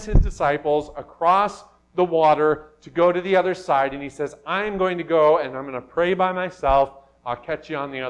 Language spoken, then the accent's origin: English; Miles City, Montana, United States; Growing up in Miles City, Montana, we were right on the bank of the Yellowstone River